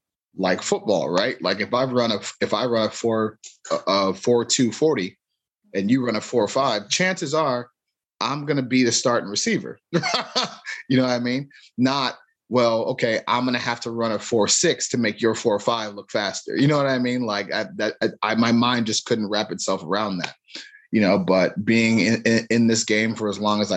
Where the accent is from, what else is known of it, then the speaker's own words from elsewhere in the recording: Cleveland, Ohio, United States; growing up in Cleveland